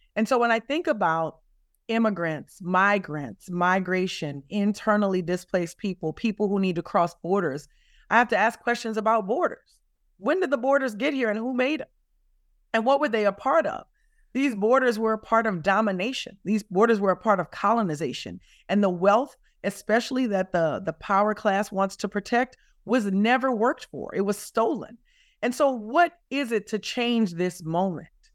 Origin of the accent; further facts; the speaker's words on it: the South, United States; as a Southerner